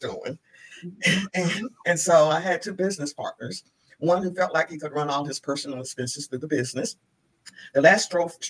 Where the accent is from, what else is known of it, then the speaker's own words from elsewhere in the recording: Asheville, North Carolina, United States; moved away as an adult; also born or lived in Washington, D.C.; I'm originally from Asheville, North Carolina. And after college, I went to Washington, D.C.